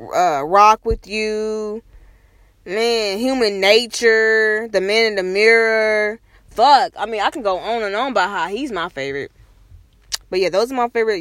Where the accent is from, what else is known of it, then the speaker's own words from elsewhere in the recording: Kansas City, Kansas, United States; I was born and raised in Kansas City, Kansas